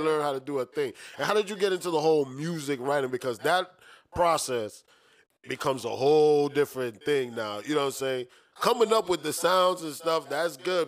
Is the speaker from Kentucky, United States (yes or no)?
no; New York City, New York, United States; now in Orlando, United States; When we were growing up in New York City, we used to live on the fifth floor.